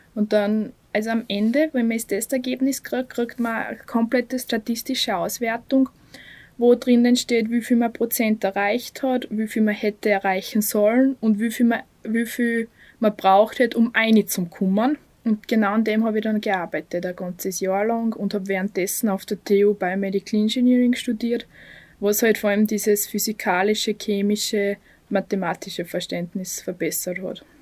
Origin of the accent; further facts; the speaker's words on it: Bad Aussee, Styria, Austria; moved away as an adult; now in Graz, Austria; bin aus Aussee, aber seit fünf Jahren bin ich in Graz